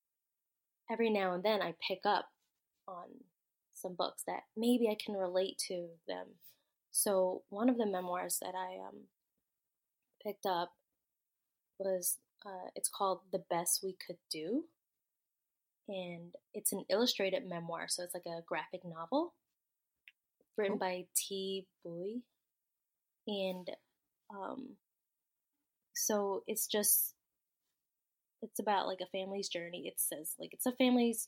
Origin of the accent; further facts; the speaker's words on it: United States; I'm first generation, like, born in America